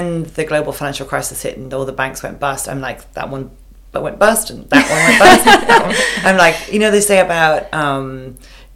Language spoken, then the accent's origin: English; Longford, County Longford, Ireland; moved away as an adult; now in Australia; I grew up, the town I grew up in Longford